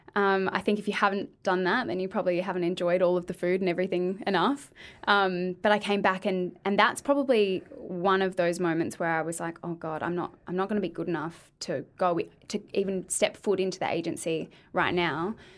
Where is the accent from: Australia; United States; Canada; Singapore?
Australia; Adelaide, South Australia; moved away as an adult; now in Victoria, Australia; I'm from Adelaide.